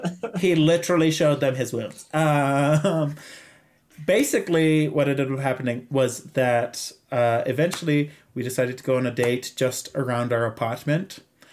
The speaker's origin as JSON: {"language": "English", "country": "Zimbabwe", "accent": "Zimbabwean", "second_language": "English", "said": "my accent is a lot thicker because I've just come back from home, and obviously, you know, I like was rejuvenated with Zimbabwean accent."}